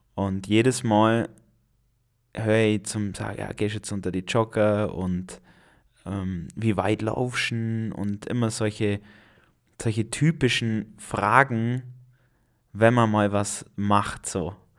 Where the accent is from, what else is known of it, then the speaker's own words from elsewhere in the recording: Allgäu, Germany; hier bei uns im Allgäu